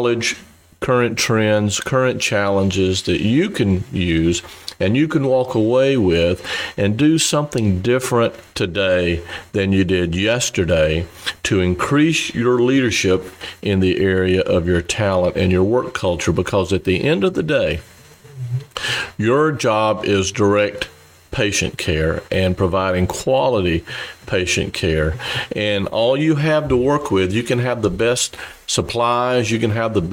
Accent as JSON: {"language": "English", "region": "South Carolina", "country": "United States", "tie": "born or raised there", "also_born_or_lived": "Nashville, Tennessee / Boston, Massachusetts", "accent": "Southern drawl", "moved": "as an adult", "lives_now": "San Diego, United States", "said": "I do have a bit of a Southern drawl. I grew up in South Carolina"}